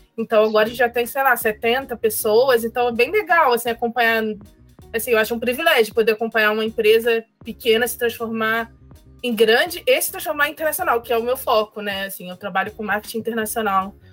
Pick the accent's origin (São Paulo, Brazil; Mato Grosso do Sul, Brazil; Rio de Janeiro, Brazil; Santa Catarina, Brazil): Rio de Janeiro, Brazil; moved away as an adult; also born or lived in Sweden; eu sou do Rio de Janeiro é, então, Rocha aqui no Rio